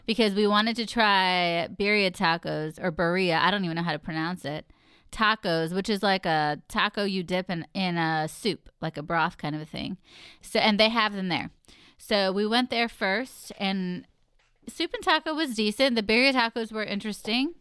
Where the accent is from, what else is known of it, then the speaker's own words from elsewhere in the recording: Texas, United States; now in Mid-Atlantic, United States; I'm from Texas